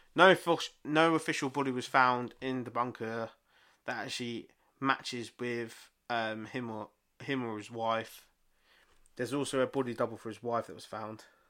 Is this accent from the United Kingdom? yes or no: yes; England, United Kingdom; we're fucking English